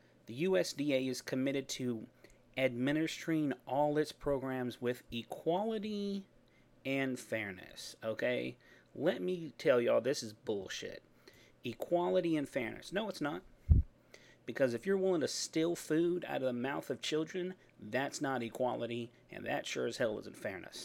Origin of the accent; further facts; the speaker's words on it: Texas, United States; I'm from Texas.